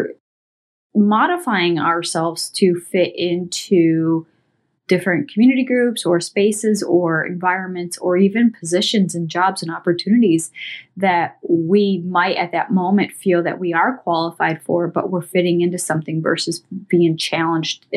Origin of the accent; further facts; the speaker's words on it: Columbus, Ohio, United States; I'm over here from Columbus, Ohio